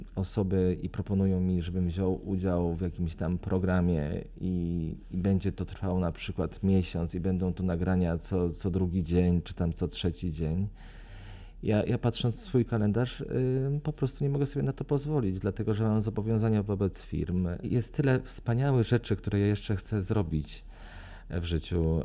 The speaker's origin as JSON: {"language": "Polish", "town": "Lublin", "region": "Lublin Voivodeship", "country": "Poland", "also_born_or_lived": "Warsaw", "said": "ja pochodzę z Lublina"}